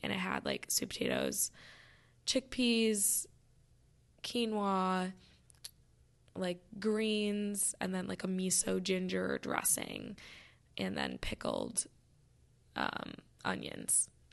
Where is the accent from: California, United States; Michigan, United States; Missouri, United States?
Michigan, United States; I'm from Michigan.